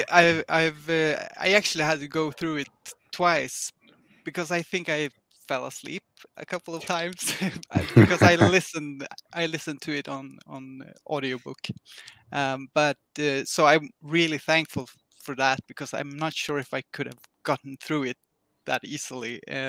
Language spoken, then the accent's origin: English; Sweden; since I'm from Sweden